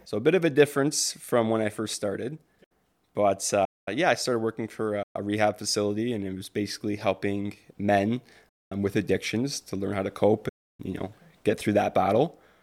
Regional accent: Windsor, Ontario, Canada; I was raised in Windsor, Ontario

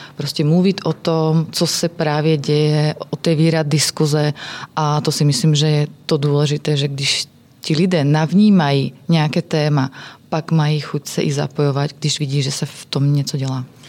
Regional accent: Slovakia; Czech is a second language; moved away; jsem ze Slovenska

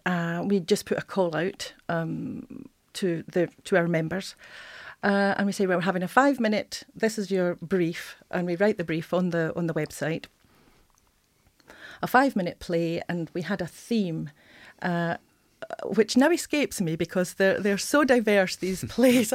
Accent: Scotland, United Kingdom; moved away as an adult; now in Yorkshire, United Kingdom; I'm just an interloper from north of the border

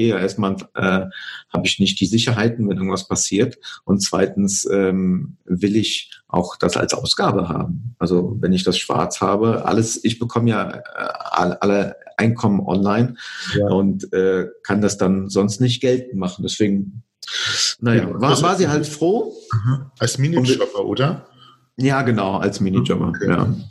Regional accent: Poland; now in Germany; Ich komme ursprünglich aus Polen, deswegen passt das von der Kommunikation her.

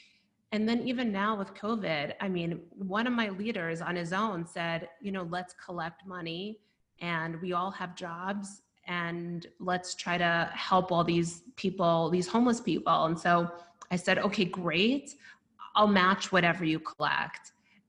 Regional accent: Brooklyn, New York, United States; Yeah, that's exactly it. I mean, that's how I grew up, and we really helped each other.

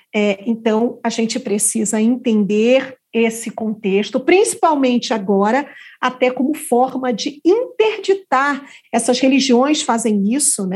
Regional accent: Rio de Janeiro, Brazil; eu também sou carioca, viu? É, então, carioca da gema do ovo da cascadura

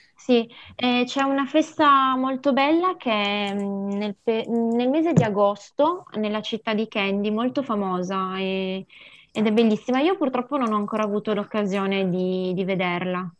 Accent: Montaldo di Mondovì, Piedmont, Italy; io sono nata mm, in, a Mondovì e sono cresciuta in un piccolo paesino lì vicino che si chiama Montaldo di Mondovì

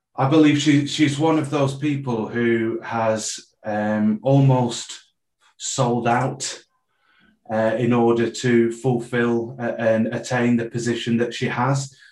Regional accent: Preston, North West England, United Kingdom; I was born in Preston

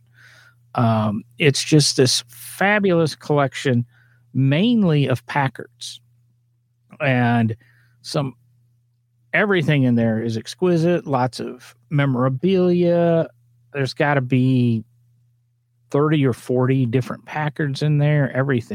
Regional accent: Peoria, Illinois, United States; also born or lived in Omaha, Nebraska; now in Nebraska, United States; I was born in Omaha, Nebraska. But I grew up in Peoria, Illinois

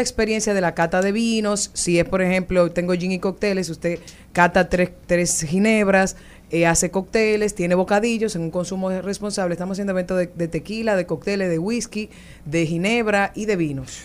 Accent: San Cristóbal, Dominican Republic; Yo soy, de San Cristóbal

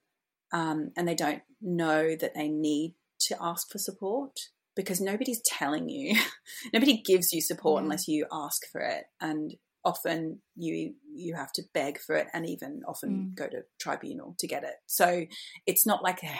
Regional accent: Australia; now in London, United Kingdom; I am an Australian who's been in London for a very, very long time. I live in Southeast London

